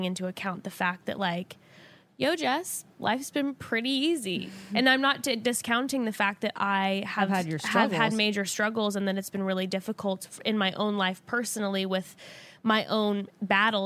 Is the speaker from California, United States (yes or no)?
yes; Orange County, California, United States; I growing up in Orange County